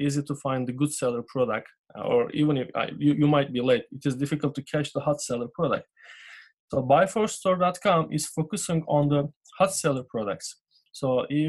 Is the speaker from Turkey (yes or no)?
yes; Turkey; English is a second language; moved away as an adult; now in United States; I am from Turkey.